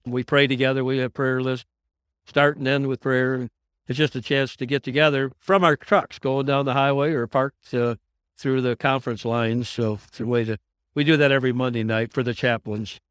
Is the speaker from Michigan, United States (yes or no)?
yes; West Michigan, United States; I'm from West Michigan